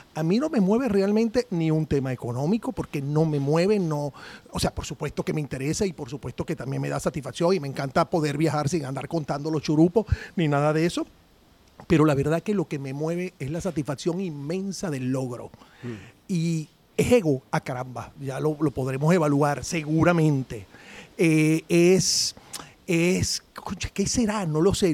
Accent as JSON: {"language": "Spanish", "country": "Venezuela", "said": "somos los venezolanos"}